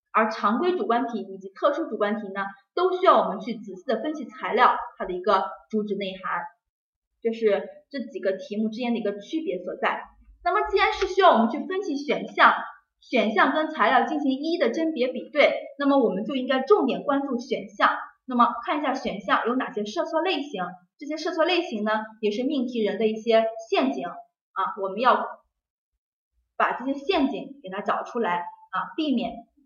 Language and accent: Chinese; China; 我们中国人呢，表述都是比较含蓄委婉